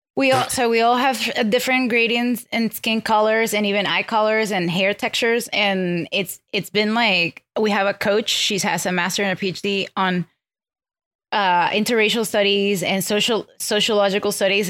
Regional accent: Venezuela; English is a second language; moved away; I grew up in Venezuela, so I have Venezuelan, I'm Venezuelan culturally in, in upbringing

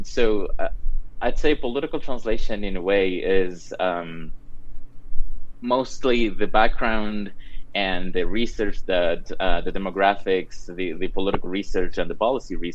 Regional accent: Cuenca, Azuay, Ecuador; also born or lived in Wyoming; now in Colorado, United States; I'm from Cuenca, Ecuador

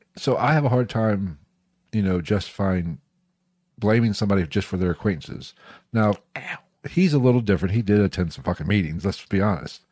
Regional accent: West Virginia, United States; moved away; I was born in West Virginia, so, but where I was born is actually further north than where we are now

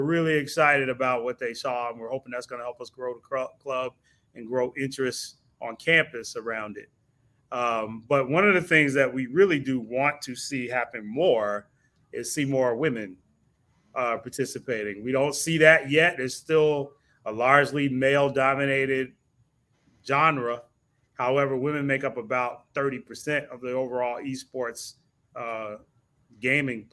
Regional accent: Tallahassee, Florida, United States; also born or lived in New York; I came back with my mom in the late 70s, early 80s, attended FAMU High School

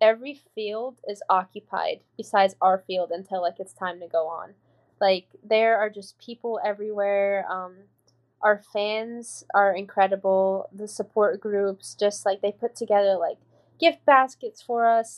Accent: Louisville, Kentucky, United States; I'm from Louisville. I'm not from Kentucky. When people ask me where I'm from, I'm from Louisville

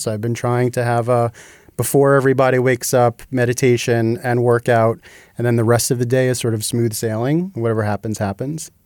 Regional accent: New Jersey, United States; moved away as an adult; also born or lived in Massachusetts; I grew up in New Jersey.

